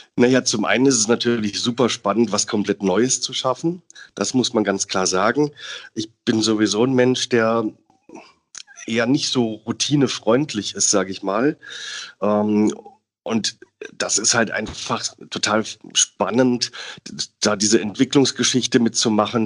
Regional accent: Southern Germany, Germany; moved away as an adult; now in Hamburg, Germany; Ich als Süddeutscher

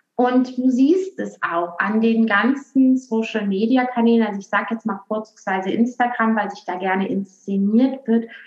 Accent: Aachen, North Rhine-Westphalia, Germany; accent: western; now in Berlin, Germany; ursprünglich komme ich aus Aachen und jetzt bin also, ich aber in Berlin

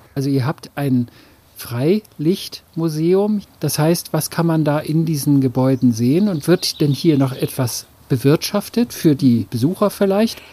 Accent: the North, Northern Germany, Germany; bei uns im Norden sagt man die jungen Derns

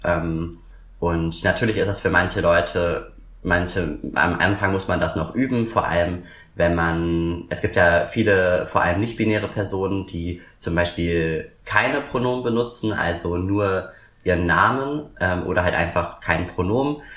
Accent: Berlin, Germany; komme aus Berlin und wohne auch immer noch in Berlin

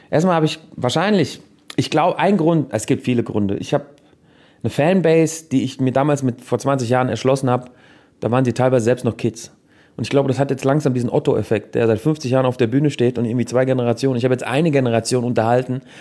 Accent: Switzerland; Guck mal, ich bin ein richtiger Schweizer. Buße heißt es in der Schweiz.

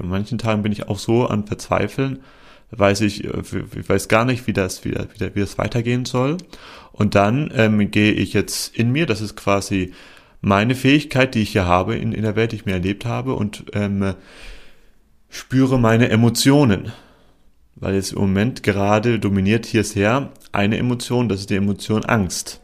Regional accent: Germany; moved away as an adult; now in Portugal; in mein Heimatland nach Deutschland

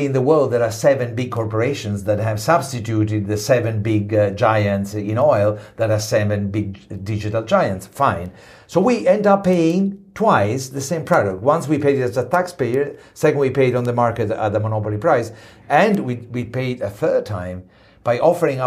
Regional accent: Italy; Italy, I come from Italy

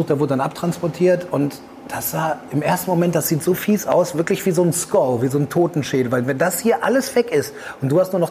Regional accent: Aurich, Lower Saxony, Germany; mit dem ich mal zusammenspielen durfte bei der Sportvereinigung Aurich. Schöne Grüße in meiner Heimatstadt.

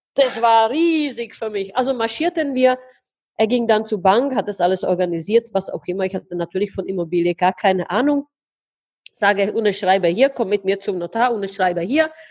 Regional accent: Heidelberg, Baden-Württemberg, Germany; moved away as an adult; now in Prague, Czech Republic; ich komme ursprünglich aus Heidelberg, habe dort 22 Jahre gelebt, lebe jetzt ähm, ja fast über einen Jahr, ja mhm. fast zwei, mhm. in Prag

